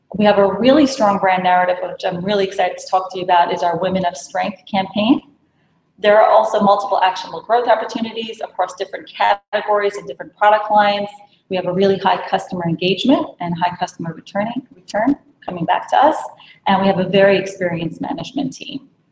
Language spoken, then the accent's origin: English; New York City, New York, United States; I was born and raised in Brooklyn